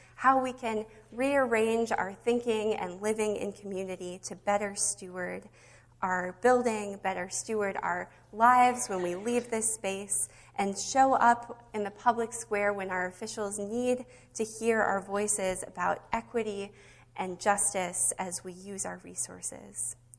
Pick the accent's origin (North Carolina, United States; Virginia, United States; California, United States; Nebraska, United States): Nebraska, United States; now in Minnesota, United States; growing up in Nebraska on the Windy Prairie